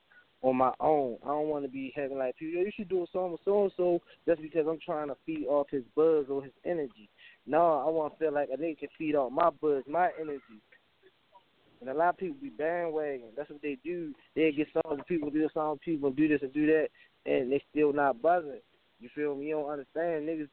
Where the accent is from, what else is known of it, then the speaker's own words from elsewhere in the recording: Baltimore, Maryland, United States; I'm from Northwest Baltimore Park, right? You feel me? 21215.